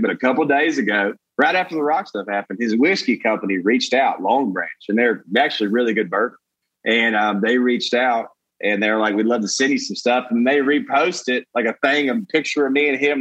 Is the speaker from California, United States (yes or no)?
no; Brookwood, Alabama, United States; moved away as an adult; also born or lived in Atlanta / Nashville / New York / Los Angeles; now in Austin, United States; Alabama, where I was born